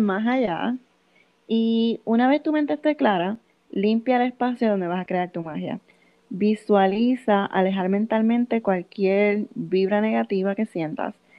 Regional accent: Puerto Rico; now in Massachusetts, United States; nosotros somos de Puerto Rico

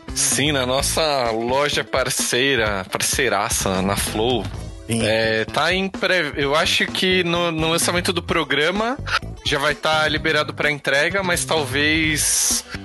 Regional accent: São Paulo, Brazil; a gente é paulista

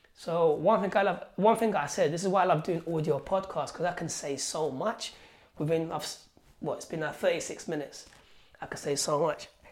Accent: Algeria; now in London, United Kingdom; I was born in Algeria where I had nothing. So when I came here, man, when I came here to London

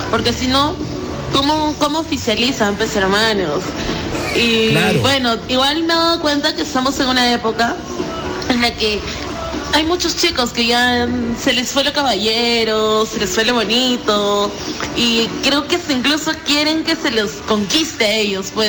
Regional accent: Chiclayo, Lambayeque, Peru; Hola chicos, soy de Chiclayo

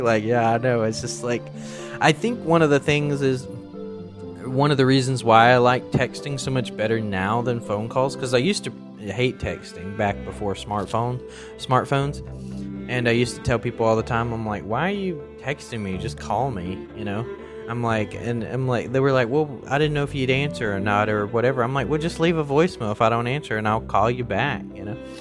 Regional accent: the South, United States; I grew up in the South

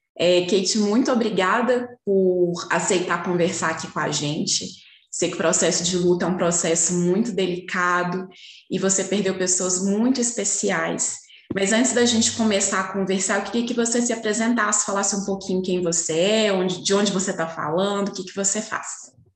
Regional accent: Belo Horizonte, Minas Gerais, Brazil; eu sou de Belo Horizonte

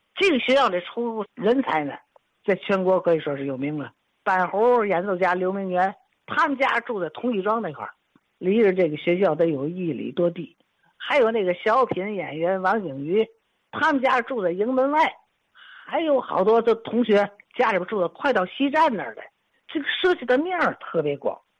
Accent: Tianjin, China; 反正我是生在这个，这个环境，我基本上就没，没离开这块土地

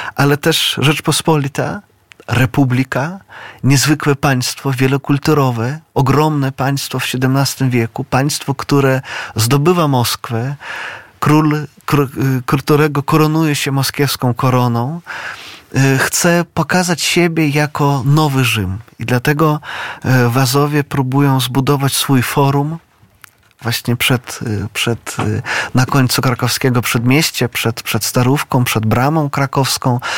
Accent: Brest, Brest Region, Belarus; now in Poland; ja pochodzę z Brześcia, z dawnego Brześcia litewskiego, no obecnie to jest Białoruś

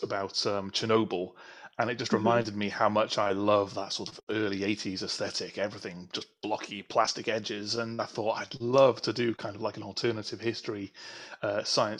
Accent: North Wales, United Kingdom; also born or lived in south coast of England; now in England; I am originally from North Wales, but now living on the south coast of England.

